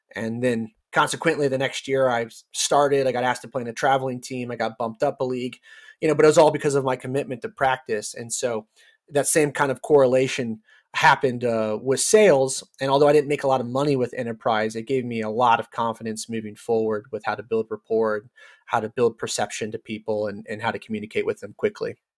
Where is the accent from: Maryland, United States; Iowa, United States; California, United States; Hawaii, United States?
California, United States; Cloverdale; moved away as an adult; also born or lived in Georgia; now in Texas, United States; I grew up in the last city in Sonoma County